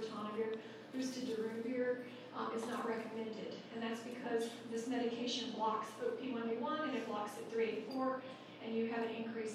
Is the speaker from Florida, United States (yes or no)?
no; Colorado, United States; I'm from Colorado